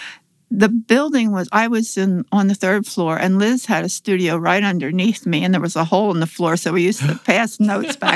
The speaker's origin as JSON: {"language": "English", "town": "Geigertown", "region": "Pennsylvania", "country": "United States", "tie": "born or raised there", "also_born_or_lived": "Massachusetts / New York / Alaska / Florida", "moved": "yes", "said": "I grew up in Geigertown"}